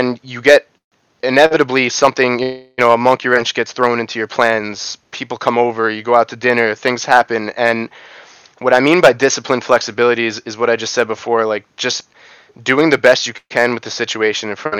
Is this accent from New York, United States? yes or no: yes; New York, United States; I grew up in New York.